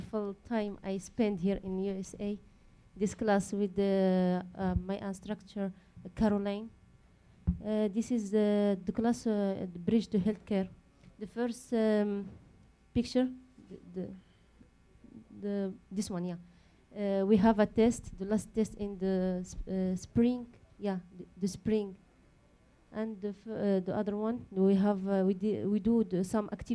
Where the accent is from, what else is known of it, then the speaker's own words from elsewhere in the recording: Agadir, Souss-Massa, Morocco; English is a second language; moved away as an adult; now in United States; I come from Morocco. My city is Agadir.